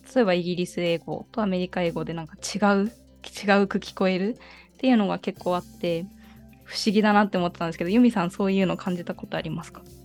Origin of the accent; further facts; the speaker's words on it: Japan; 日本まで日本育ちで